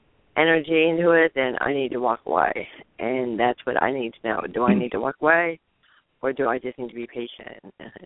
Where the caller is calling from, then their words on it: Tallahassee, Florida, United States; calling from Tallahassee, Florida.